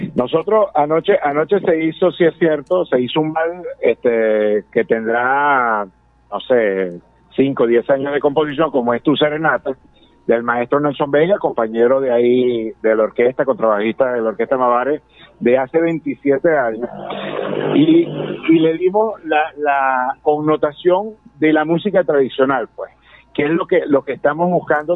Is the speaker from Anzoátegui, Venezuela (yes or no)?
no; Lara, Venezuela; como larenses, como venezolanos